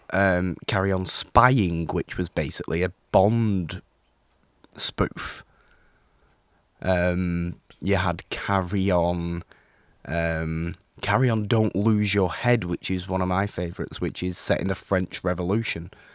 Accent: United Kingdom; me being British, me having grown up watching some of these movies.

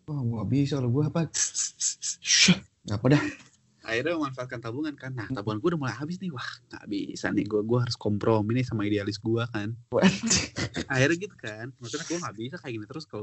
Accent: Java, Indonesia; gue orang Jawa orang Jawa tuh kan gak enakan.

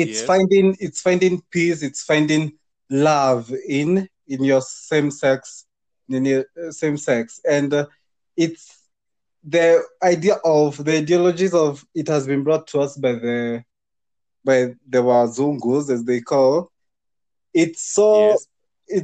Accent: Nyandarua County, Kenya; moved away; I'm from Nyandarua County

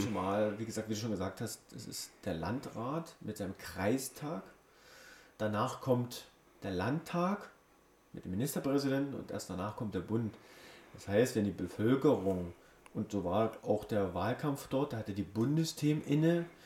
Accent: Germany; Wir kommen ja auch aus Deutschland, deswegen sind wir Deutsche.

